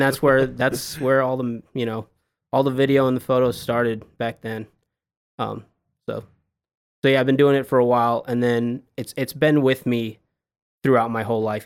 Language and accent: English; Long Island, New York, United States; moved away as an adult; also born or lived in Boston, Massachusetts / Washington D.C.; now in Dallas, United States; I grew up in Long Island, New York